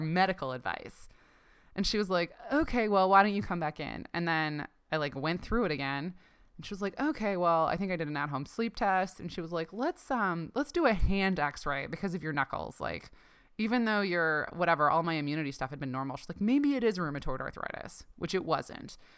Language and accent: English; Ontario, Canada; I grew up in Canada, um, in Ontario